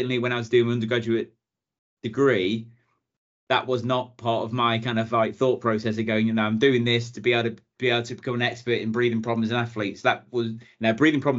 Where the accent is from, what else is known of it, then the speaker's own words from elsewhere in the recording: Ellesmere Port, North West England, United Kingdom; moved away as an adult; also born or lived in Chester / Bangor, Wales / London; Originally, born in Chester, grew up in Ellesmere Port, sort of at the bottom of the Wirral.